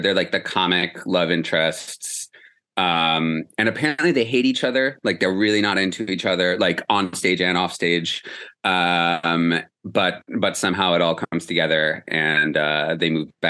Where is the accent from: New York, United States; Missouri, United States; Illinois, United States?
New York, United States; New York City; Yeah, I am from New York City. I'm from Hell's Kitchen originally.